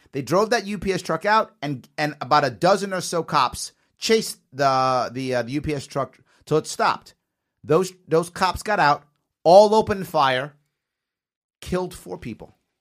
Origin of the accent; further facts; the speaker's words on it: New York City, New York, United States; I also, of course, was raised in the Bronx, too, South Bronx, by Yankee